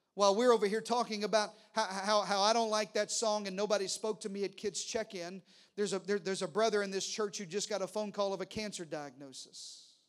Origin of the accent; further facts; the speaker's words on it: Arkansas, United States; accent: country; now in Texas, United States; I talked real country like this, 'cause I'm from Arkansas